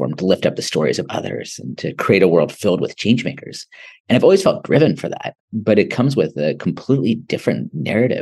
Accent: United States; also born or lived in Ahmedabad, India; being an American living in big cities

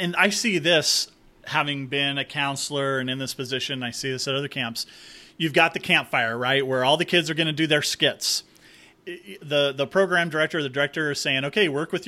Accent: Southern California, United States; I grew up in Southern California, so you know, Hollywood.

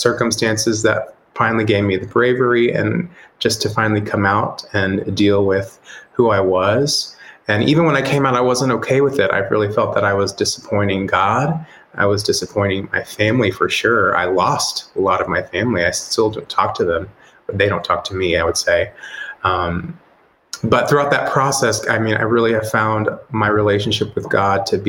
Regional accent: Texas, United States; I originally from Texas, so I grew up in Texas in a very conservative home

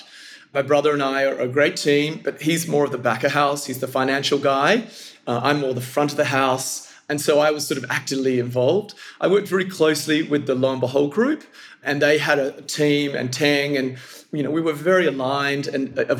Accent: Perth, Western Australia, Australia; now in Singapore; we're originally from Perth

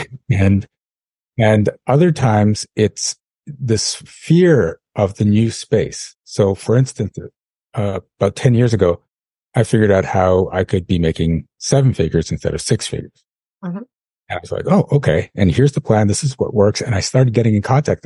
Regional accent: Canada; I'm from Canada.

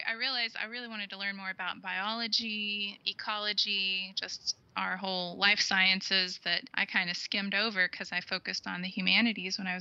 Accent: Texas, United States; moved away as an adult; I grew up in Texas

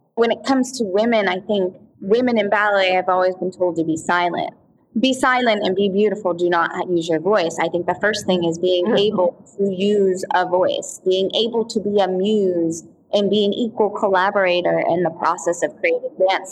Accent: Altoona, Pennsylvania, United States; growing up in Altoona, Pennsylvania

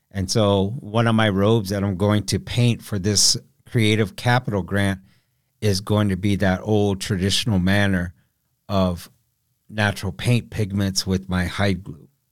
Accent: Council Bluffs, Iowa, United States; moved away as an adult; also born or lived in Rosebud Reservation, South Dakota; growing up in Council Bluffs, Iowa

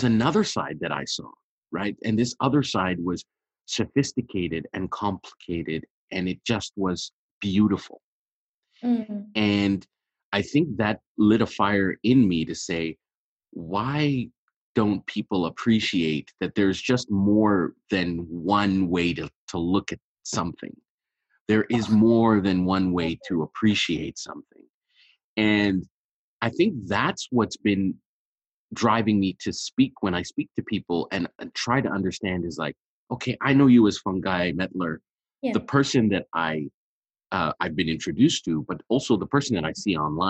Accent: Montreal, Quebec, Canada; also born or lived in Ethiopia; I was born in Ethiopia, and so when I moved to Montreal, I was really, really young

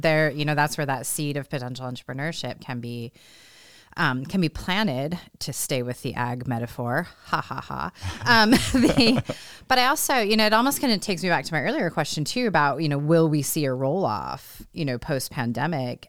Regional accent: California, United States; now in Iowa, United States; I'm not a native Iowan. Um, I'm a native Californian

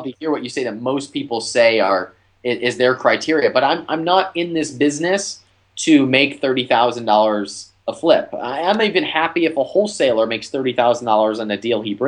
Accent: Ohio, United States; now in Texas, United States; I live in Texas, but I'm from Ohio and I invest in Ohio

